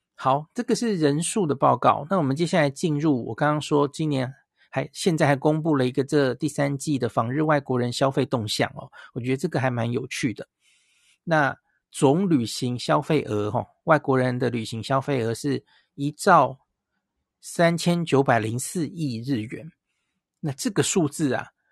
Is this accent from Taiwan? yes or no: yes; Taiwan; 我们台湾人